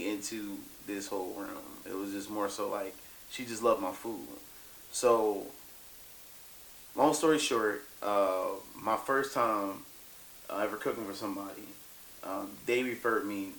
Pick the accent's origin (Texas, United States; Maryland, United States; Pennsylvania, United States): Pennsylvania, United States; Philadelphia; I'm from Philadelphia.